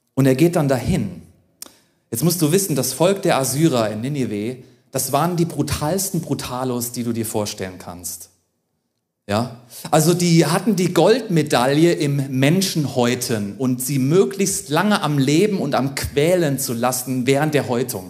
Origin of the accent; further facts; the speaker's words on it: Germany; auch für uns als Deutsche